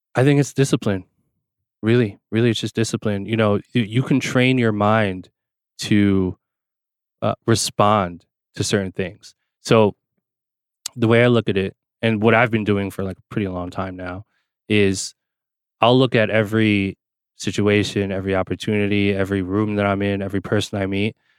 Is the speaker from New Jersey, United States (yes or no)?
yes; New Jersey, United States; I grew up in Jersey